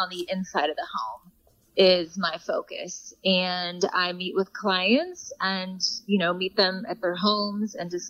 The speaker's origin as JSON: {"language": "English", "town": "Belleville", "region": "Illinois", "country": "United States", "tie": "born or raised there", "also_born_or_lived": "St. Louis, Missouri", "moved": "as an adult", "lives_now": "Chicago, United States", "said": "I'm actually from St. Louis. I grew up in Belleville"}